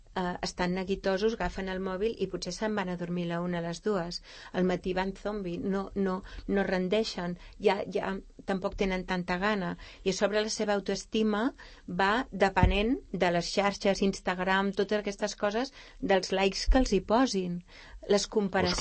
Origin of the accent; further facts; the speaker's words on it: Vilanova i la Geltrú, Catalonia, Spain; now in Sant Cugat del Vallès, Spain; jo que sóc nascuda a Vilanova i la Geltrú